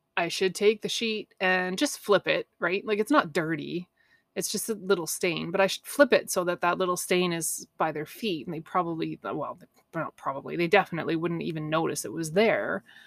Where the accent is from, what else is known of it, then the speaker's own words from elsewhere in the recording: Canada; I'm a Canadian girl, right? I grew up swimming in cold lakes